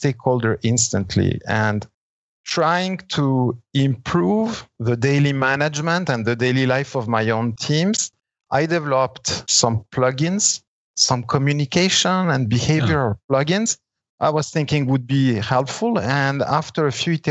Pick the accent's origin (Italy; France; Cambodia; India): Italy; now in Switzerland; So when I was 5 years old, we moved back to Italy. I started my school there, did a part of my education in Italy